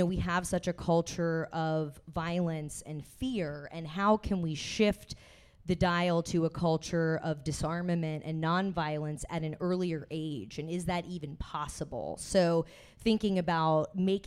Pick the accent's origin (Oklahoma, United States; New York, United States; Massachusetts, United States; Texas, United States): Texas, United States; moved away; I'm from Texas originally, so obviously a big gun culture there as well. Like, that's where I was raised.